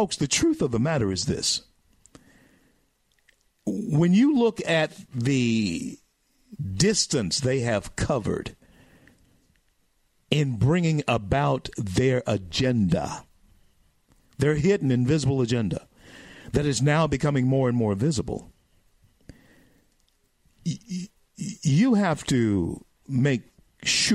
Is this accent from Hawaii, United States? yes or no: no; Louisiana, United States; That's my home state